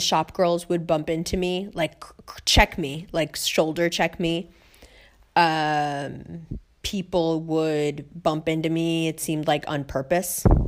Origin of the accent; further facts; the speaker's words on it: New York, United States; moved away as an adult; New York